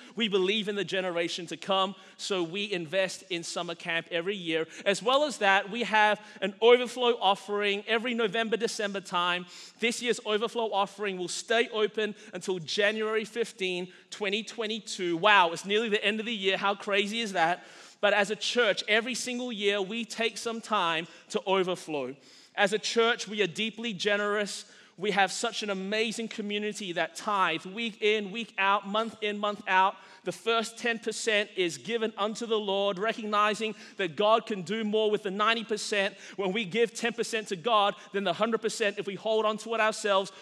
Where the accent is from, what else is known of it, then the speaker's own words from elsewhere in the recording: Australia; now in United States; as a Chinese guy growing up in Australia, I grew up in a freer country